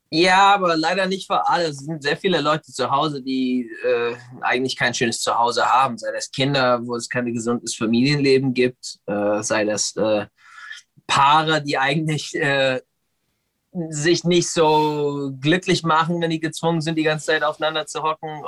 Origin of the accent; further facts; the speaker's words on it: United States; now in Berlin, Germany; ich bin in den USA geboren und, und äh, aufgewachsen